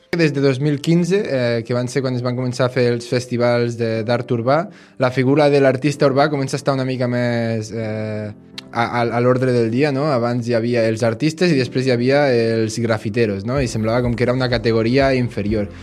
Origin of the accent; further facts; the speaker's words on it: Bellmunt del Priorat, Catalonia, Spain; sóc de Bellmunt del Priorat